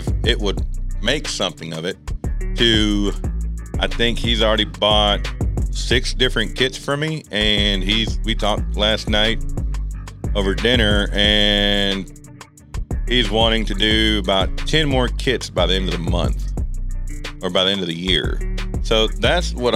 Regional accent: Texas, United States; I am 32, born and raised in Texas, the greatest country of all.

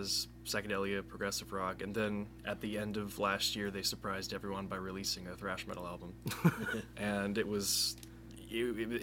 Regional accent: Sandy Springs, Georgia, United States; moved away as an adult; now in Tuscaloosa, United States; I'm actually from Sandy Springs, Georgia

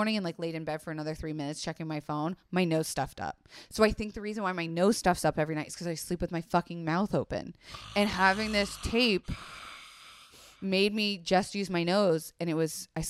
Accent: Florida, United States; It's okay, I grew up in Florida.

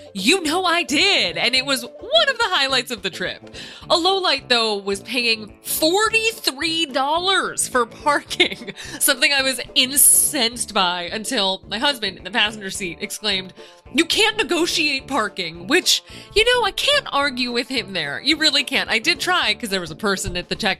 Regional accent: California, United States; my home state of California

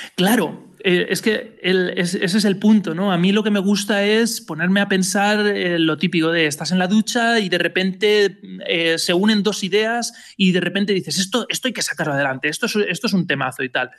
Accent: Elche, Valencian Community, Spain; soy de Elche, pero estudié en Valencia

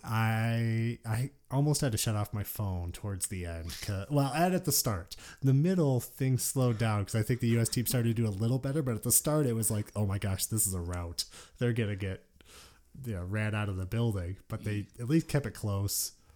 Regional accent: Detroit, Michigan, United States; moved away as an adult; I grew up in Detroit, yeah. Lived there, uh, until I was twenty years old

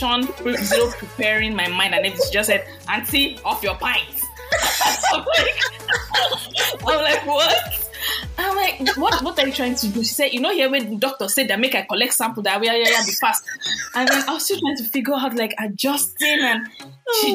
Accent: Nigeria; moved away as an adult; now in United States; I'm Nigerian.

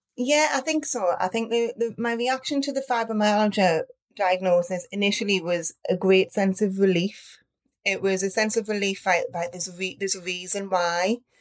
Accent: Newcastle upon Tyne, North East England, United Kingdom; I am from a town called, or city called Newcastle upon Tyne from the north of England

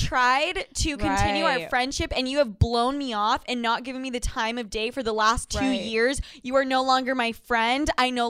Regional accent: Utah, United States; born or raised there; moved away

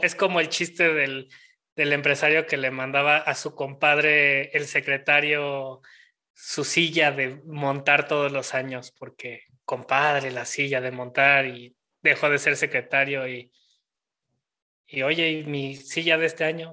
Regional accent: Mexico; en el México que vivimos hoy en día, como mexicanos

